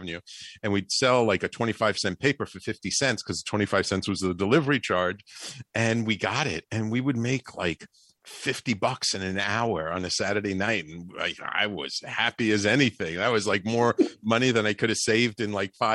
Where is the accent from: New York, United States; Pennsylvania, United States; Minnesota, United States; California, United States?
New York, United States; as a little kid growing up in the Bronx